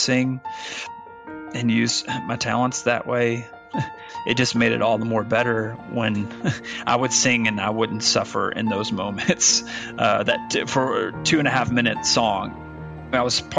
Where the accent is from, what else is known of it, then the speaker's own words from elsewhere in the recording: Arkansas, United States; moved away as an adult; also born or lived in Virginia; Branson, Missouri was about an hour and a half north of where I grew up in Arkansas.